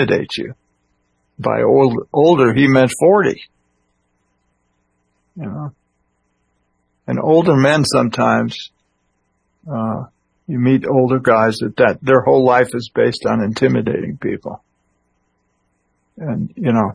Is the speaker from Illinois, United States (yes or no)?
yes; Illinois, United States; when I was a kid growing up in Illinois